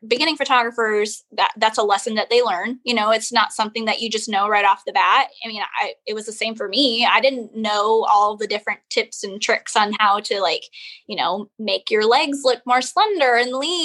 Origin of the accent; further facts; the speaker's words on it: Waterford, Michigan, United States; moved away as an adult; now in Charleston, United States; the town that I'm from is called Waterford